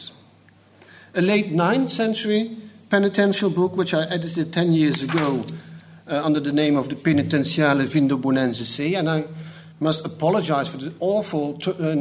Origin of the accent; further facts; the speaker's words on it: Netherlands; English is a second language; a Dutchman will try to do so. At least you can understand my English, I hope